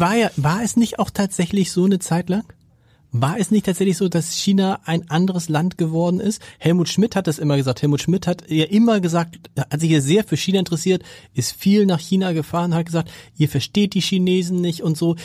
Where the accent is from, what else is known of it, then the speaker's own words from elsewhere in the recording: Hamburg, Germany; wir kommen beide aus Hamburg